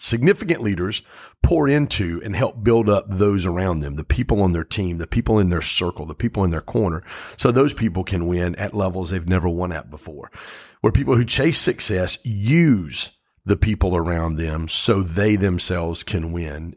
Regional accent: Pontiac, Michigan, United States; I grew up in Pontiac

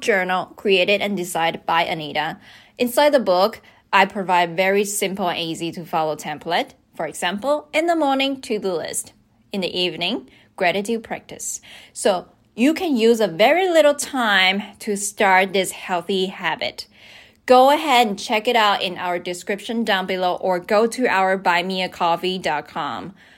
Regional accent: Taichung, Taiwan; the city I'm from. I'm from Taichung

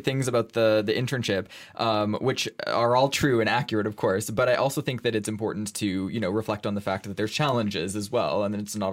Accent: Canada; now in Brussels, Belgium; I'm from Canada

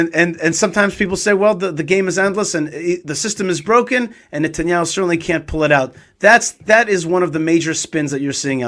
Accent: United States; now in Israel; I'm not used to that kind of system growing up in America

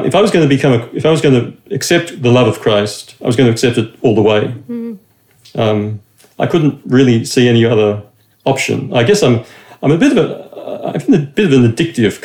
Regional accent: Australia; I'm Australian. I grew up in a Roman Catholic, in a son of a Roman Catholic father

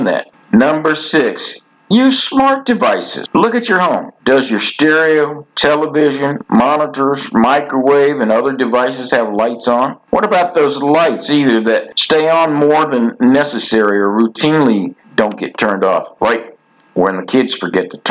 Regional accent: Florida, United States; growing up in Florida

